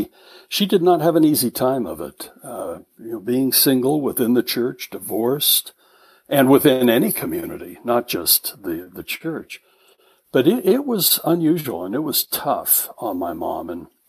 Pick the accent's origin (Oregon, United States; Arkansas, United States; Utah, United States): Utah, United States; Salt Lake City; also born or lived in Eureka, Utah; And so I am not from Eureka. I am from Salt Lake City, born and raised, born in Holy Cross Hospital.